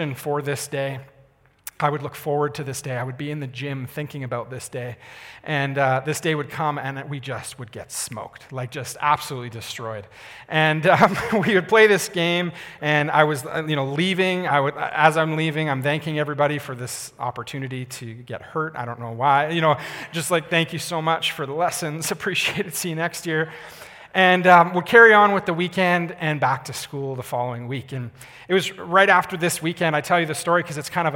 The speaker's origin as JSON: {"language": "English", "town": "Calgary", "region": "Alberta", "country": "Canada", "tie": "born or raised there", "said": "I grew up in Calgary, so I was in my hometown."}